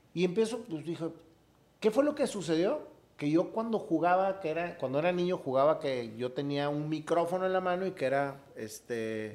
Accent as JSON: {"language": "Spanish", "town": "Monterrey", "region": "Nuevo León", "country": "Mexico", "said": "Yo como regio"}